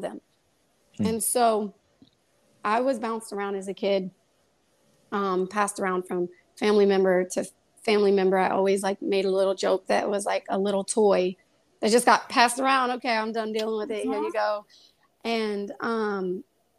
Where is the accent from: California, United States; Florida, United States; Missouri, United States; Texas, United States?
Missouri, United States; Kansas City; now in New York, United States; I grew up in Kansas City, Missouri. I'm not a New York native